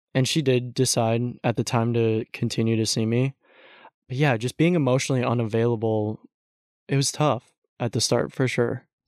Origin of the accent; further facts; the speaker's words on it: Texas, United States; growing up in Texas